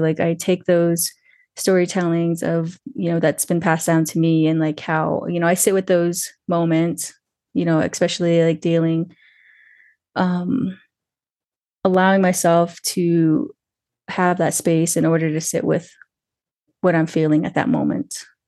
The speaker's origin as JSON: {"language": "English", "town": "Twin Lakes", "region": "New Mexico", "country": "United States", "also_born_or_lived": "Santa Fe, New Mexico", "said": "I'm calling in from Santa Fe, New Mexico, um, but I'm really originally from Twin Lakes, New Mexico."}